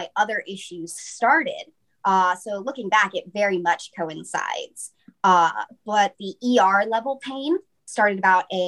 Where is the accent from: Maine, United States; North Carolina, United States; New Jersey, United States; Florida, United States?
North Carolina, United States; Piedmont area; I'm from North Carolina, from the Piedmont area